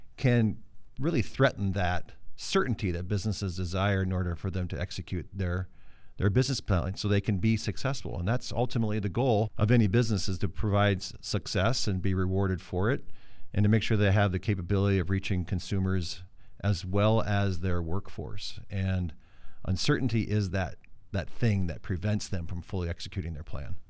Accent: Mitchell, South Dakota, United States; moved away; also born or lived in California; I grew up in South Dakota, but I was born in California

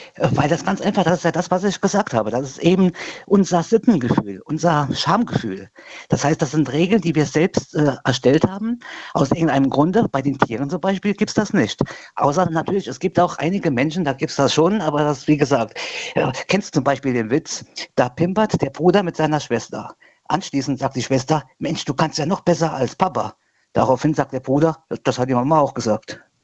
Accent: Bad Sobernheim, Rhineland-Palatinate, Germany; bei uns in Sobernheim

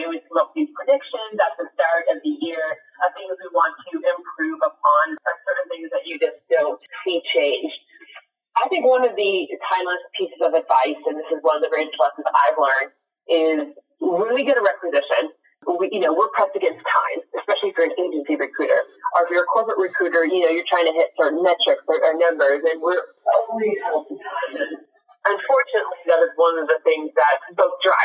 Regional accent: Nashville, Tennessee, United States; now in Dallas, United States; I'm from Nashville, Tennessee, but I live in Dallas, Texas

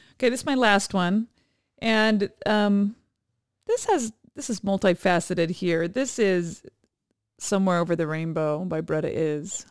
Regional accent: Hawaii, United States; moved away; my hometown, my where both our children were born

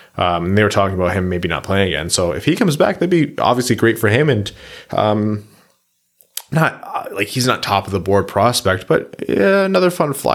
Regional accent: Windsor, Ontario, Canada; Yeah, maybe it's just a Windsor thing. It might just be because I'm from Windsor.

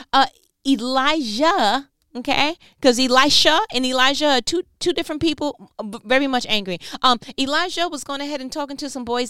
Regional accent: New York, United States; I'm from New York

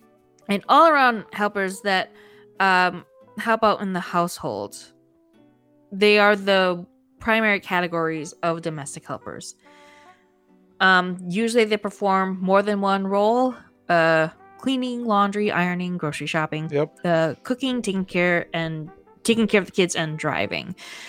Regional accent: Philippines; I'm a Filipina

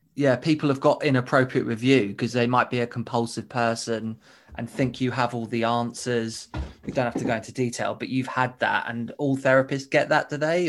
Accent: United Kingdom; in the U K, we're as much as British people

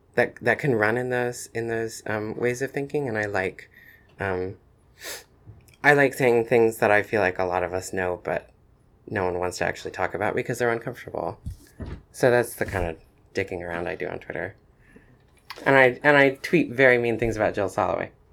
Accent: Asheville, North Carolina, United States; also born or lived in Chapel Hill, North Carolina; then we moved to Asheville, North Carolina, um, in the mountains. And, um, and I was there for all of, uh, for all of primary school.

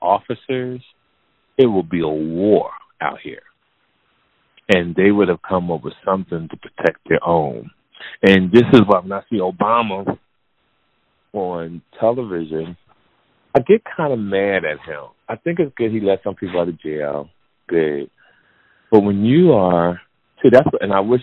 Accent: New Jersey, United States; I'm from New Jersey

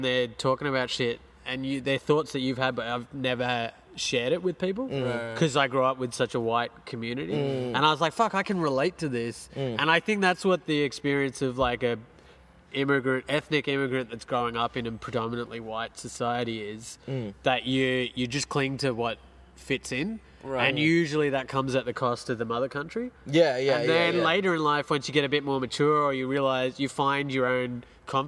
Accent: Melbourne, Victoria, Australia; moved away as an adult; now in Sydney, Australia; I grew up in Malvern

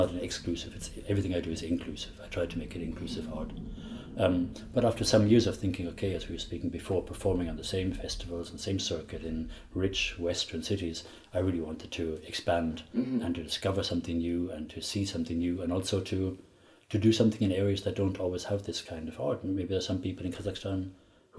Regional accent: Ireland; I grew up in Ireland in the 70s

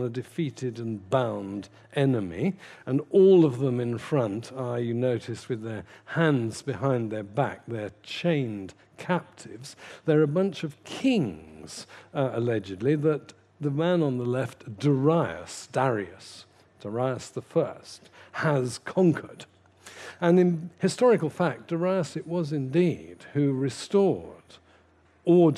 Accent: London, United Kingdom; I come from Putney myself

